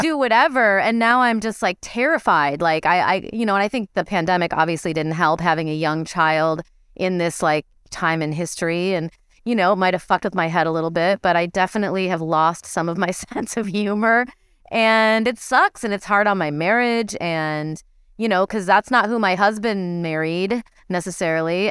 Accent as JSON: {"language": "English", "region": "Midwest", "country": "United States", "tie": "born or raised there", "moved": "yes", "said": "I grew up in the Midwest"}